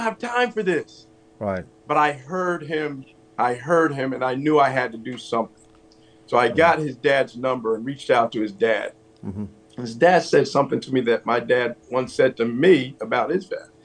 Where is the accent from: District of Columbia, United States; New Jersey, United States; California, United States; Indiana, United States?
New Jersey, United States; East Orange; also born or lived in Pennsylvania; I was born in New Jersey, grew up in New Jersey